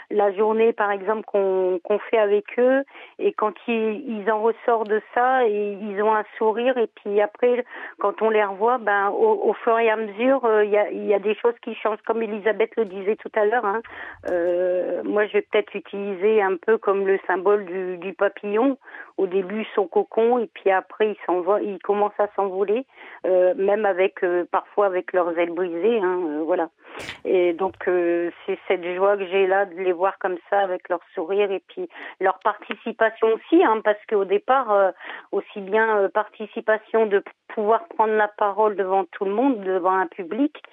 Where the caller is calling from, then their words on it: Lille, Hauts-de-France, France; Je suis de Lille.